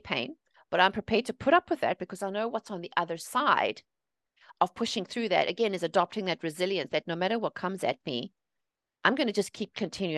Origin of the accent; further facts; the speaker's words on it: South Africa; moved away as an adult; also born or lived in England; now in United States; I'm originally from South Africa. I was born and raised there.